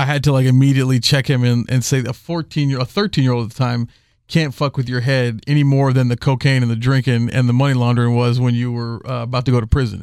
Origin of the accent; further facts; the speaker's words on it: Houston, Texas, United States; I'm from Houston